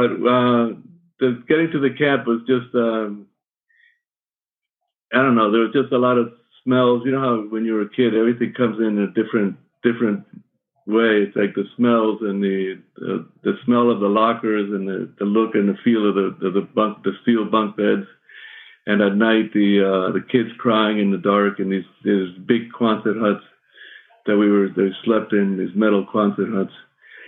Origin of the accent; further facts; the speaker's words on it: Cuba; moved away; in my youth and my growing up in Cuba